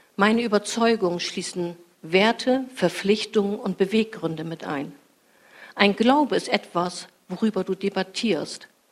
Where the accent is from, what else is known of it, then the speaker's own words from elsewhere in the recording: Fischerhude, Lower Saxony, Germany; ich bin als Teenie in meinem Heimatort Fischerhude spazieren gegangen